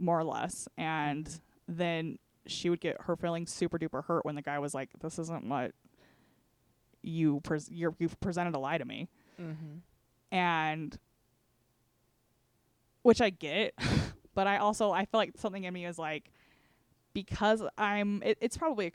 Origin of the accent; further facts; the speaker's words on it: Panguitch, Utah, United States; I was raised in Penguich.